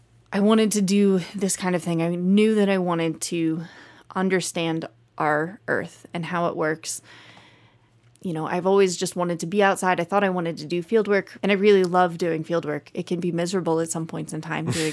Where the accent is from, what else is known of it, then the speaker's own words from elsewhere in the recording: Easton, Pennsylvania, United States; also born or lived in Texas; I was born in Texas and lived there until I was 6, and then we moved to Pennsylvania, and I moved to a town called Easton, Pennsylvania